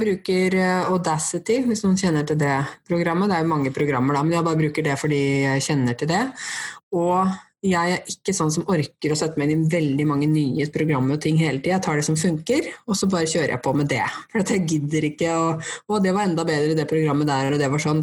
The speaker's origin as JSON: {"language": "Norwegian", "country": "Norway", "first_language": "Norwegian", "said": "jeg er jo norsk og det er jo språket mitt"}